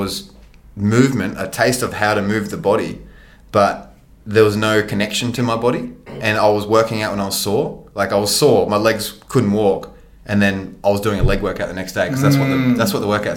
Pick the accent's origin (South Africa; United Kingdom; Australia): Australia; Sunshine Coast, Queensland; also born or lived in Nambour; I grew up in Matala, grew up on the sunny coast, born in Nambour, actually, where we are right now.